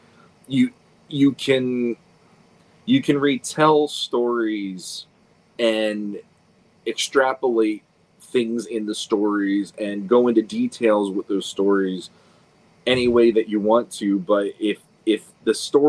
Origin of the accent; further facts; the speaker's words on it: United States; we are still like Americans because that's where we hail from